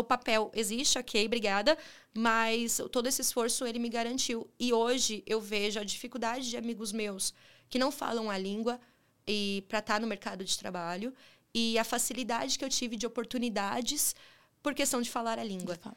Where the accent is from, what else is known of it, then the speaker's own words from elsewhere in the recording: São Caetano do Sul, São Paulo, Brazil; Sou de São Caetano, São Caetano do Sul, ABC, né? É, fui criada pelos meus avós avós paternos